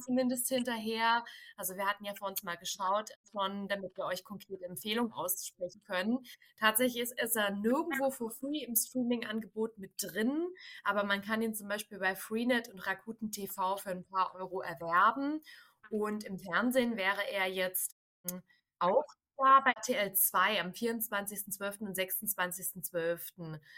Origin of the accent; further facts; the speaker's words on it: Dresden, Saxony, Germany; ich komme ja gebürtig aus Dresden